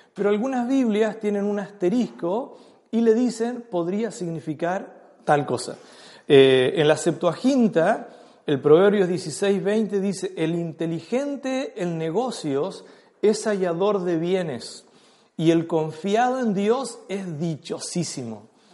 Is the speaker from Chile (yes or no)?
yes; Chile; nosotros como, chilenos tenemos muchas cosas que son parte de nuestra cultura impuesta